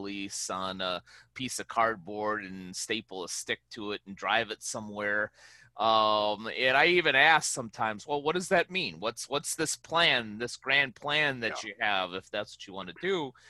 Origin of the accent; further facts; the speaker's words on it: Chicago, Illinois, United States; You know, in my hometown of Chicago, you know, we call those people jagoffs.